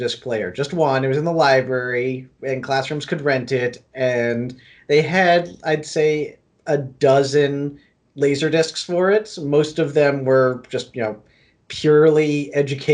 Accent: Coral Springs, Florida, United States; now in Orlando, United States; I am originally from, I grew up in Coral Springs, Florida.

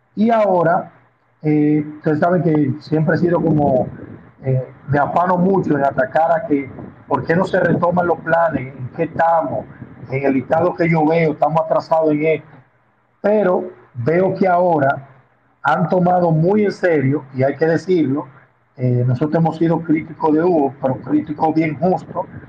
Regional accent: Dominican Republic; aunque soy muy dominicano, el apellido tiene raíces italianas

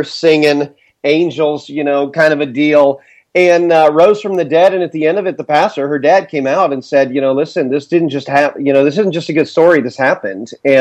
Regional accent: Indiana, United States; born and raised in the Midwest in Indiana

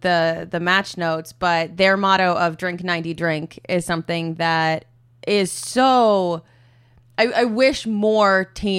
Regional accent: Minnesota, United States; moved away; I grew up in Minnesota, but I had never been to the Twin Cities like as an adult.

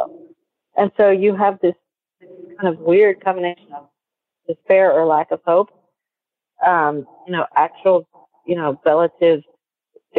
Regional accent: Peru; now in United States; I was born in Peru and I'm part Peruvian. And as I grew up, everybody was your aunt or uncle

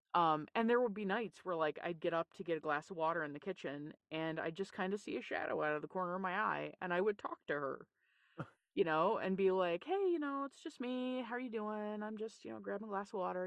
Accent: Newfoundland and Labrador, Canada; I grew up in Newfoundland, Canada

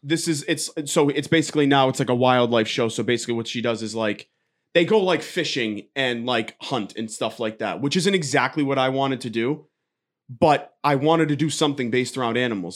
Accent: Georgetown, Massachusetts, United States; I'm from Georgetown, Mass

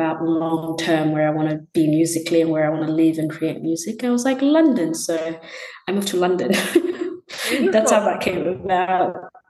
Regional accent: Gold Coast, Queensland, Australia; also born or lived in Tanzania; I was born in Tanzania and lived there until I was like 8. We moved in Australia, moved around a bunch, but I kind of call Queensland, Gold Coast area, my home.

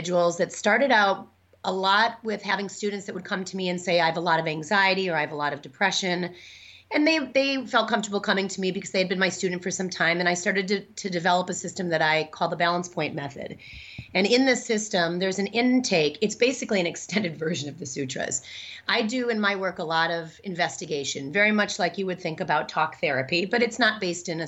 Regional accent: Midwest, United States; moved away as an adult; also born or lived in Chicago / New York City; now in Madison, United States; I grew up in the Midwest, but I spent all of my adult life in New York

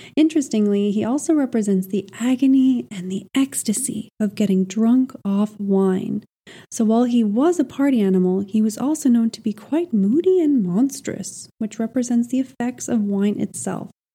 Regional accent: Montreal, Quebec, Canada; moved away; also born or lived in Iberia; I left the dry Iberian heat for Montreal, my hometown

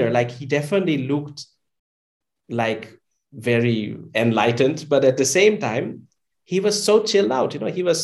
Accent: a town close to Amsterdam, North Holland, Netherlands; I was born and raised in the Netherlands, in a town close to Amsterdam.

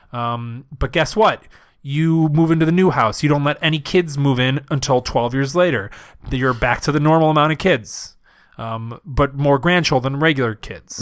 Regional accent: Wisconsin, United States; because I'm from Wisconsin

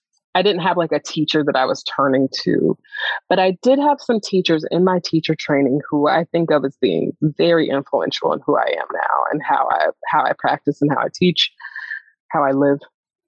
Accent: the South, United States; like, you know, like Black, Southern, you know what I mean? It's like growing up in the South, like people are not cool with talking about mysticism in this way.

